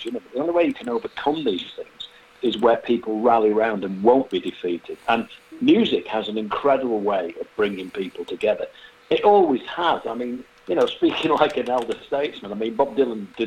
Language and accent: English; Manchester, North West England, United Kingdom; moved away; It happened in my home city. I'm actually from Manchester